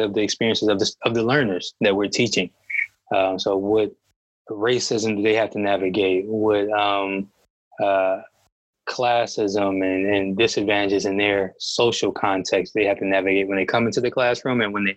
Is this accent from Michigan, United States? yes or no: yes; Detroit, Michigan, United States; being a Black man growing up in Detroit, even when I left to go to school, I knew that I wanted to return